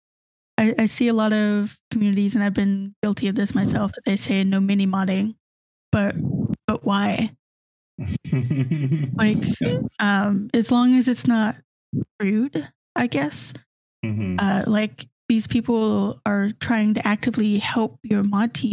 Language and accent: English; the South, United States; growing up in the South